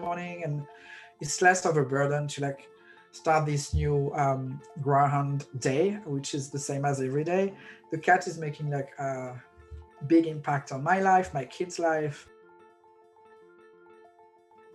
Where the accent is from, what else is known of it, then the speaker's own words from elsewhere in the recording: France; moved away as an adult; now in Brooklyn, United States; I have a visa, I'm from France